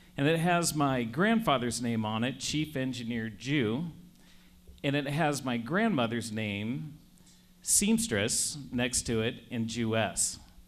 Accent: Mississippi, United States; accent: thick Mississippi; now in Spokane, United States; with my thick Mississippi accent

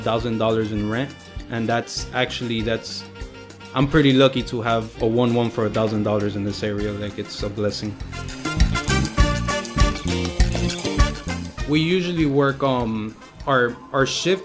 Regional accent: United States; I'm American with Cuban blood.

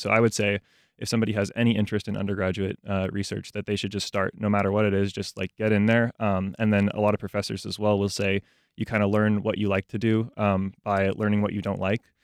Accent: Jacksonville, Florida, United States; I grew up in Jacksonville. Um, I've lived here for, like, my entire life.

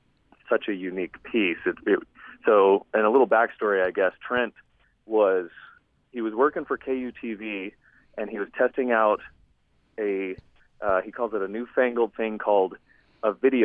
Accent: Salt Lake City, Utah, United States; But he really was, you know, an inspiration for me growing up in Salt Lake City.

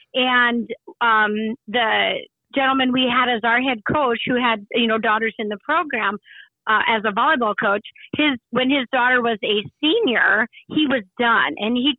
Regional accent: Madison, South Dakota, United States; I was born and raised near the Madison area. That's where my parents still live and reside. And I am actually a graduate of the Chester High School.

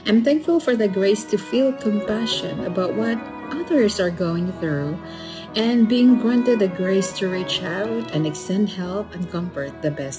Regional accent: Gilbert, Arizona, United States; I am from Gilbert, Arizona.

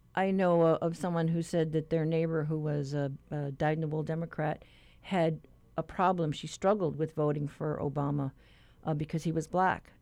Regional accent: Guam; now in Hawaii, United States; I'm a Chamorro from Guam

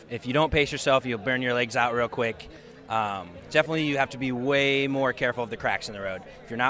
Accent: Des Moines, Iowa, United States; I'm from Des Moines, Iowa.

